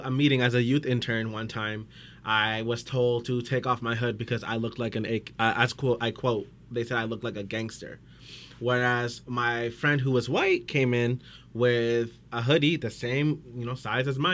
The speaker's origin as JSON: {"language": "English", "town": "Surrey", "region": "British Columbia", "country": "Canada", "tie": "born or raised there", "said": "I was born and raised in Surrey, born at Surrey Memorial Hospital, grew up in Surrey Central."}